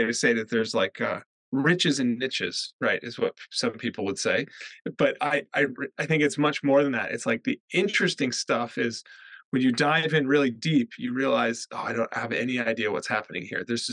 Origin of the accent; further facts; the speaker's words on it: the American West, United States; moved away as an adult; now in United Kingdom; I grew up in the American West where water is scarce